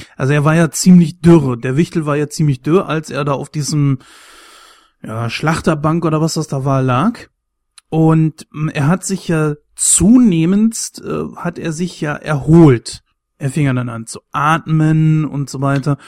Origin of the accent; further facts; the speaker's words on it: Germany; mich als Deutscher